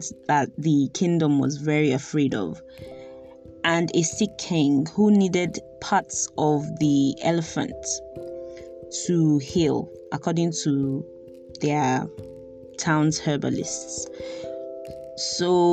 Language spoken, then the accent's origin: English; Nigeria; growing up in Nigeria in the 90s